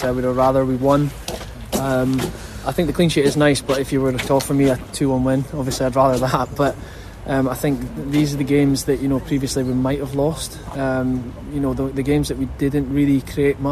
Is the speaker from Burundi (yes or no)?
no; Scotland, United Kingdom; now in England; I think being a Scotsman